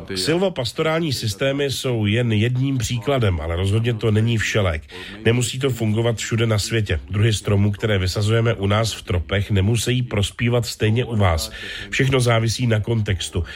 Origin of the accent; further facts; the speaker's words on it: Colombia; v zemi, odkud pocházím a kde žiju, v Kolumbii